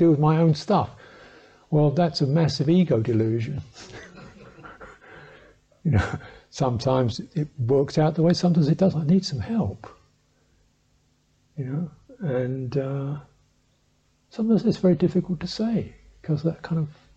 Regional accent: England, United Kingdom; I'm a English man

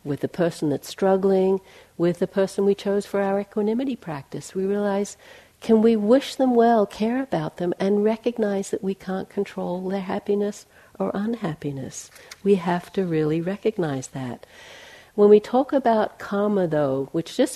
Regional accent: Australia; moved away as an adult; also born or lived in McLeod Ganj, India; When I left Australia, I'm from Australia, I left there in 1980, and I went to Asia

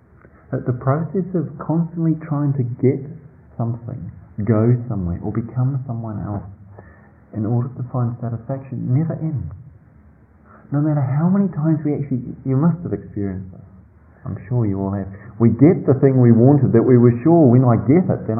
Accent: New Zealand; moved away; I grew up in New Zealand in a small country town

